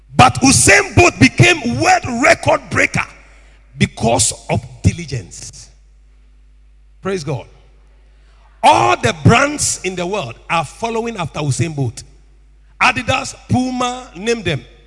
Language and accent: English; Tema, Greater Accra, Ghana; I was born and bred in Tema.